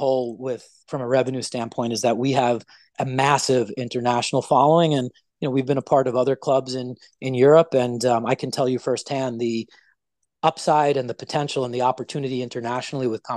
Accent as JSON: {"language": "English", "region": "New York", "country": "United States", "tie": "born or raised there", "said": "I grew up right here in New York"}